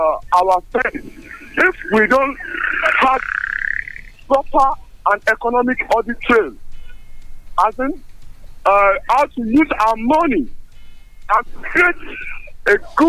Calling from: Abeokuta, Ogun State, Nigeria; from Tabu Abeokuta.

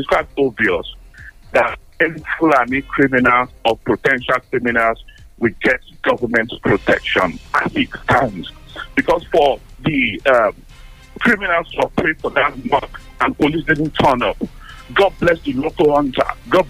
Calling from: London, United Kingdom

